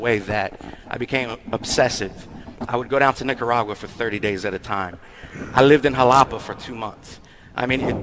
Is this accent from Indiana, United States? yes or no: no; Fayetteville, North Carolina, United States; I'm from North Carolina